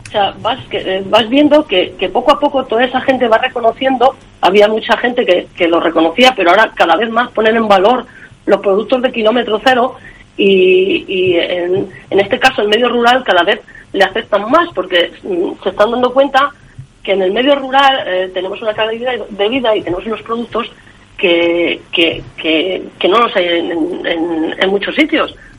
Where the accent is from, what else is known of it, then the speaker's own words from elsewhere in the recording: Valseca, Castile and León, Spain; en mi pueblo, en Valseca, en un lugar donde nací, donde me he criado